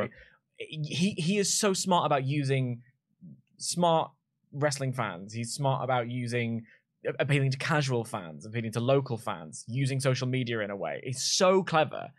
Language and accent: English; London, United Kingdom; I'm from London. There's seven million of us here.